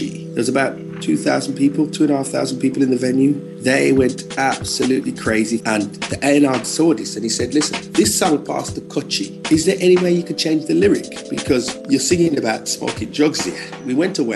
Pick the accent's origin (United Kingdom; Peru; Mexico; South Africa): United Kingdom; Birmingham, West Midlands; The area that I grew up in Birmingham, is a place called Neechels.